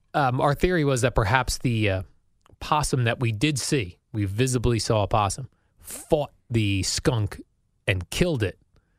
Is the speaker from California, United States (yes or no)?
no; New Jersey, United States; growing up in Jersey.